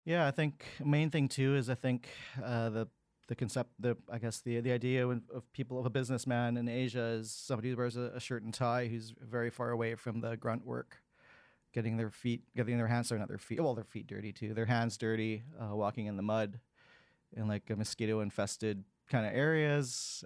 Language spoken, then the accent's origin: English; Vancouver, British Columbia, Canada; I was born and raised in Vancouver, and here I am today still in two thousand twenty-two. Um, I grew up in the North Shore in the nineteen eighties